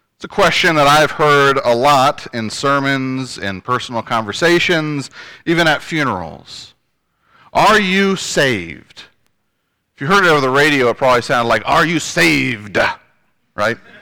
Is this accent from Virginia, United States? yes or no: yes; Northern Virginia, United States; moved away; also born or lived in Shenandoah Valley, Virginia / Farmville, Virginia; I come from Northern Virginia, uh, which to some people may not be Virginia